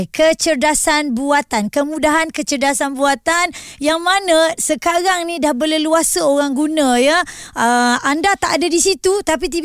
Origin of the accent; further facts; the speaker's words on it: Malaysia; jadi kita di sebagai rakyat Malaysia Muaz sebab sebenarnya kita pun tak nak ketinggalan